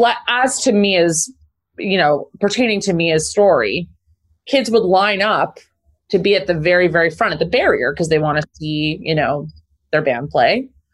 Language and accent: English; Liverpool, North West England, United Kingdom; accent: Liverpool; My Liverpool accent is so disgusting and awful.